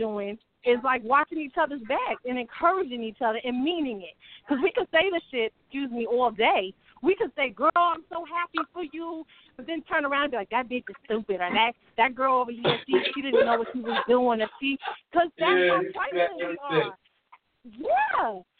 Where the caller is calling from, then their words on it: Ohio, United States; I'm coming from Ohio, but that's not where I'm from, but this is where I'm calling from.